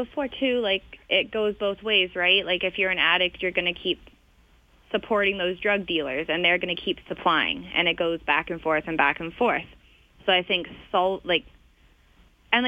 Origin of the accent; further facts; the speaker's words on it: Vancouver, British Columbia, Canada; moved away as an adult; now in Calgary, Canada; I'm from Vancouver, but I moved to Calgary 2 years ago.